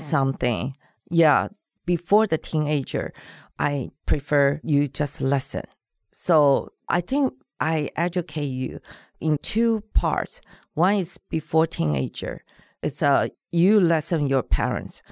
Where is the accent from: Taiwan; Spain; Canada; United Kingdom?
Taiwan; first language Mandarin; English is a second language; moved away as an adult; now in Los Angeles, United States; I grew up in Taiwan, so my mother language is Mandarin